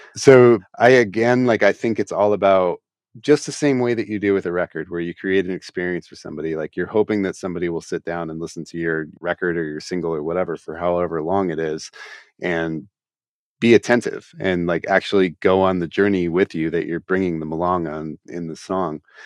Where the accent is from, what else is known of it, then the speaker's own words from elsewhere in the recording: Columbus, Ohio, United States; my hometown here